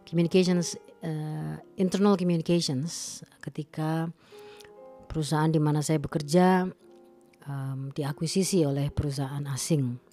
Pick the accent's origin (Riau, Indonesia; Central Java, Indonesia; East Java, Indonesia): East Java, Indonesia; Malang; saya eh, memutuskan untuk pensiun dini dan kembali ke kampung halaman saya di Kota Malang.